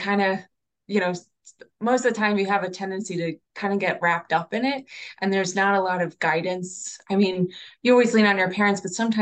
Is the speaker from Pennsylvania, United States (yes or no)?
yes; West Chester, Pennsylvania, United States; also born or lived in Philadelphia; I grew up in Westchester. And then, when I went to college, I went to Temple